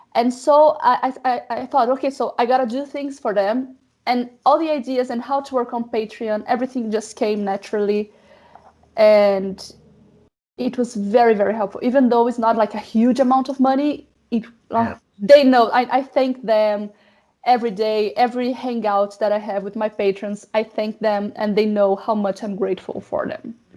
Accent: Brazil; moved away as an adult; now in Germany; I am a new immigrant because I live in Germany. I'm from Brazil.

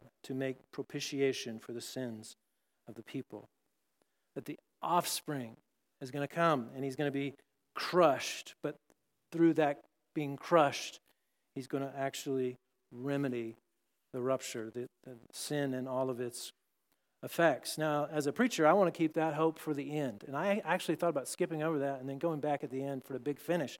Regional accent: Texas, United States; I grew up in Texas

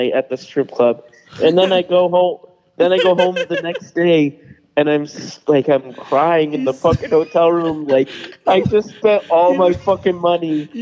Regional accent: New York, United States; we're from New York

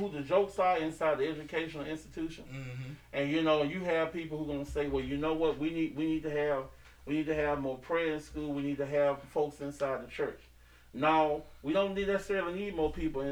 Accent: United States; I grew up over there in Huntingtown. I grew up on East Side

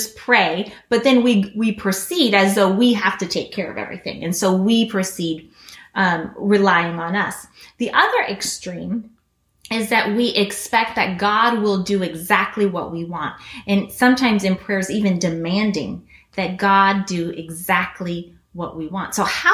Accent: Guinea; Some of you guys know that I grew up in Guinea, West Africa.

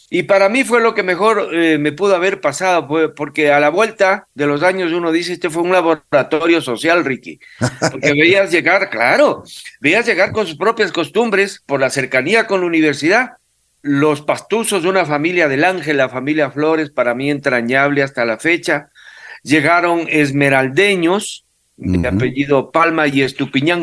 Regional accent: Quito, Pichincha, Ecuador; yo nací en Quito, vivo, viví pues en el barrio Miraflores desde los ocho años

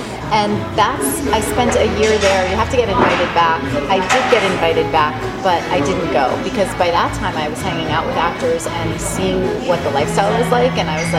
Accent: Dumont, New Jersey, United States; Straight up Jersey girl, like born and bred Jersey girl up in Bergen County.

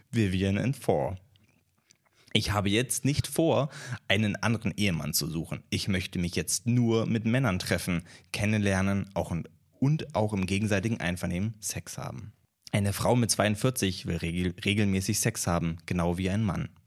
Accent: Czechia; born there; ich bin in der Tschechischen Republik geboren und lebe dort.

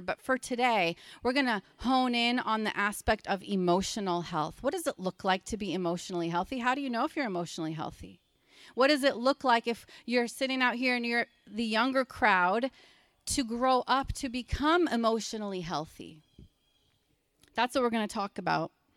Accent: Pennsylvania, United States; I'm from Pennsylvania, so I know the language here

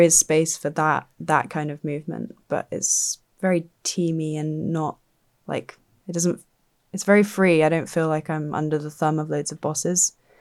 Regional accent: Dorset, South West England, United Kingdom; moved away; I grew up in Dorset.

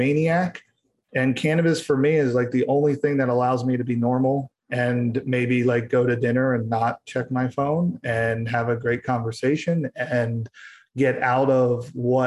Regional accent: Philadelphia, Pennsylvania, United States; now in California, United States; I'm from Philadelphia

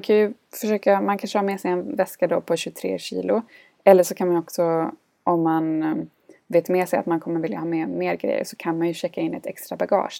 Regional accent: Gothenburg, Västra Götaland, Sweden; moved away as an adult; also born or lived in India / Munich / Finland; var jag och hälsade på hemma i Göteborg

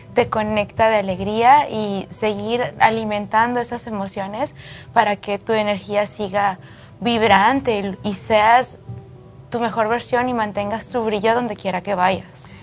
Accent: Jerez, Zacatecas, Mexico; Yo nací en México, de Zacatecas, soy de Jerez, Zacatecas

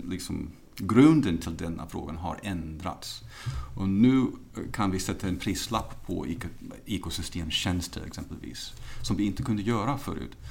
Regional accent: United States; now in Sweden; Jag är uppvuxen i USA

